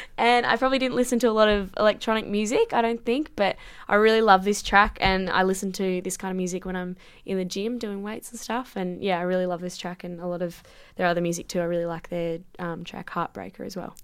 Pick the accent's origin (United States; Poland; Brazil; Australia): Australia; Sydney, New South Wales; I'm from Sydney, so I've been playing Sydney football for a long time